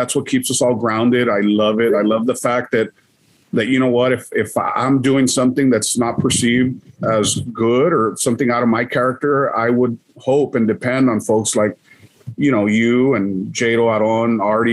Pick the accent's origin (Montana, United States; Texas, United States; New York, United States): Texas, United States; Laredo; I never left Laredo because, you know, again, my mom was a single parent